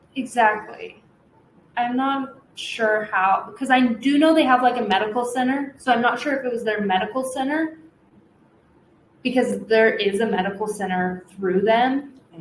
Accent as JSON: {"language": "English", "region": "Washington", "country": "United States", "said": "I am from Washington"}